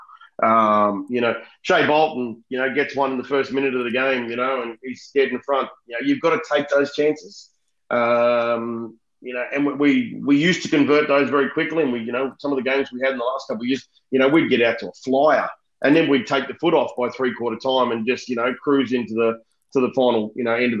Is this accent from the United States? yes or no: no; Melbourne, Victoria, Australia; I grew up in Essendon